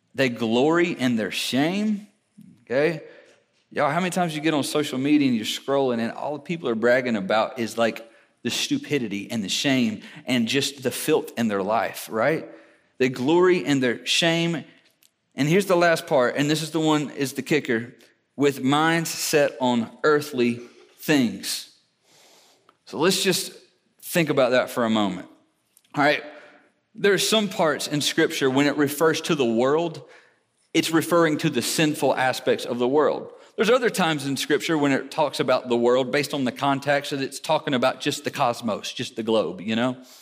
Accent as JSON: {"language": "English", "country": "United States"}